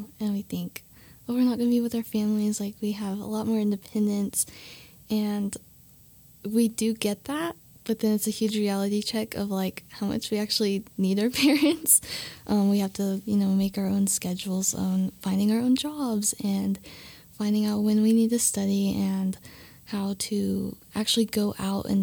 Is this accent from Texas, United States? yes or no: no; Guymon, Oklahoma, United States; moved away as an adult; now in Canyon, United States; I'm from Guymon, Oklahoma, and I'm a sophomore here at WT.